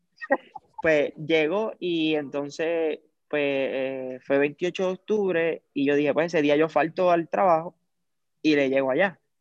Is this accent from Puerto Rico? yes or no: yes; Lares, Puerto Rico; soy natural de Lares, de Lares, Puerto Rico